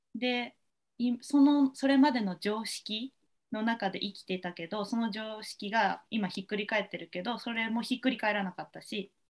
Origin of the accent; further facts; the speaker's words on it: Japan; ただ私たちは日本人として生まれてるからには